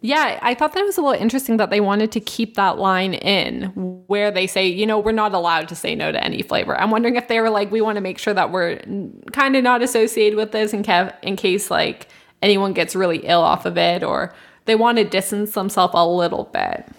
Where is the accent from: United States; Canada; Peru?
Canada; we're from Canada